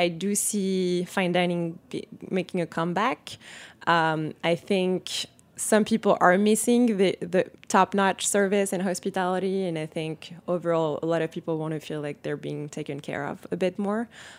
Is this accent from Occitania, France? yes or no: no; Paris, Île-de-France, France; So, yeah, so I grew up in Paris in a family that loves food, is obsessed with food.